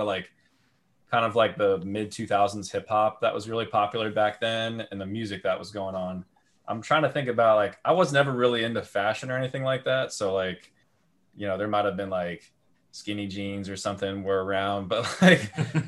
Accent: Great Bridge, Virginia, United States; moved away as an adult; I went to, I believe, the same Great Bridge Middle School you guys currently go to, from, I believe, 2006, 2007, 2008. I then went on to Great Bridge High School, from graduated in 2013

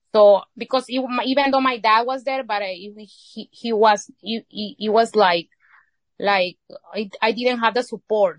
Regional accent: Izalco, Sonsonate, El Salvador; first language Spanish; English is a second language; moved away as an adult; now in United States; I was born here, but I, I grew up in El Salvador.

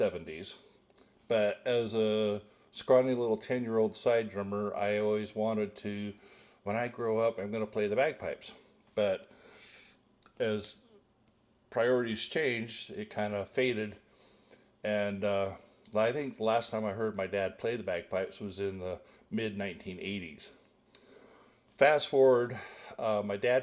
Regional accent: Glendale, Arizona, United States; I grew up in a suburb of Phoenix, Arizona, called Glendale

